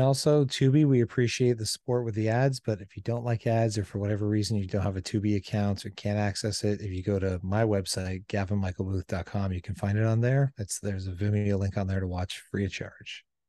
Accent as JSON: {"language": "English", "town": "Windsor", "region": "Ontario", "country": "Canada", "tie": "born or raised there", "said": "my hometown at Windsor"}